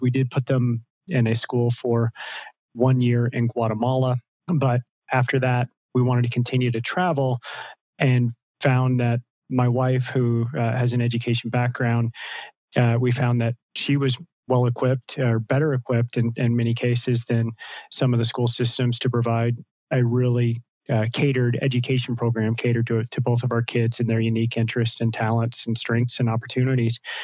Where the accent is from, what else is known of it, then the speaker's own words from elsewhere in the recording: United States; moved away as an adult; also born or lived in Seattle, United States / Central America; I'm an American, and seven and a half years ago, my wife and I were living in Seattle